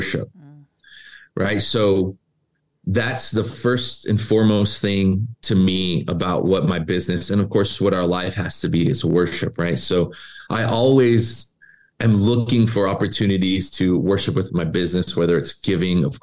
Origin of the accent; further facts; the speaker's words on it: Tucson, Arizona, United States; moved away as an adult; also born or lived in Charlotte, North Carolina; now in Los Angeles, United States; I'm from Tucson, came to LA to minister with Pastor Gary, went to Charlotte for a bit, came back